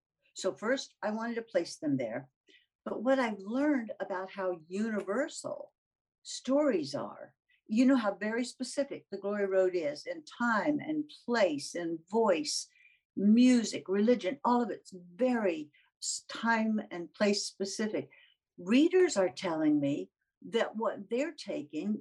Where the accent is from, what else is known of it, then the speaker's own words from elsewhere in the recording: the South, United States; being a Southerner.